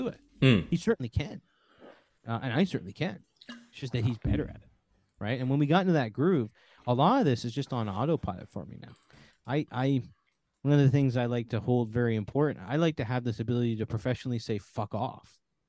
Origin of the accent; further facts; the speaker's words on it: Canada; here where I grew up in Canada, it's very hustle and bustle